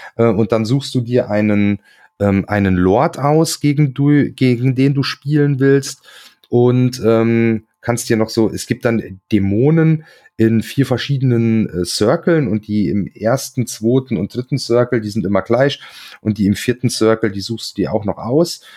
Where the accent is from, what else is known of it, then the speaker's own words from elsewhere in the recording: Hunsrück, Rhineland-Palatinate, Germany; im Hunsrück, äh, meine Heimat quasi